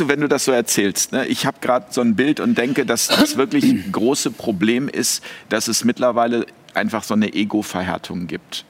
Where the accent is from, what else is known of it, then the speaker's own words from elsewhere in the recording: Hamburg, Germany; now in Switzerland; in meiner Heimatstadt in Hamburg